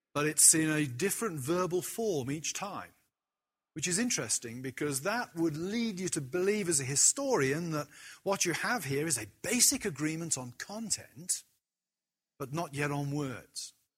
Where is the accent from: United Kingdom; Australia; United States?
United Kingdom; as a British person